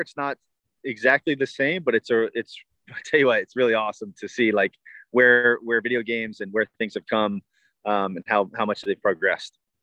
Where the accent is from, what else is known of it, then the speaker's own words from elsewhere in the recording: Tampa, Florida, United States; born and raised in Tampa. I was the hometown kid.